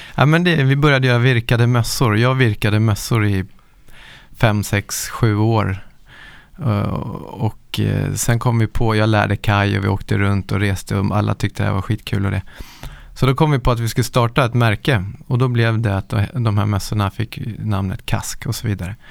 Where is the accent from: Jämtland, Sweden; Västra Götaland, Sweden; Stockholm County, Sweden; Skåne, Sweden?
Stockholm County, Sweden; Nacka; Jag är uppvuxen i Nacka utanför Stockholm